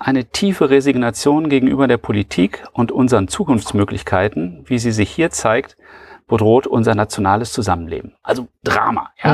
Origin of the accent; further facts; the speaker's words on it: Germany; als Deutsche